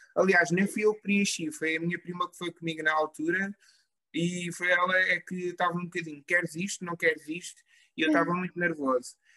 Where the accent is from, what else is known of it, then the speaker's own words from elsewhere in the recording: Covilhã, Centro, Portugal; eu sou natural da Covilhã